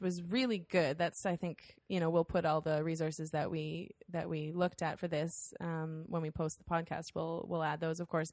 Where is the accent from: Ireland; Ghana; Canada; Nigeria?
Canada; Windsor, Ontario; we are from Windsor, Ontario